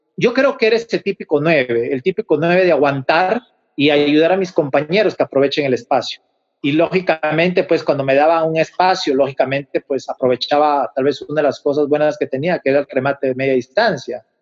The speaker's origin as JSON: {"language": "Spanish", "region": "Huánuco", "country": "Peru", "tie": "born or raised there", "moved": "yes", "said": "allá en mi ciudad, en Huánuco"}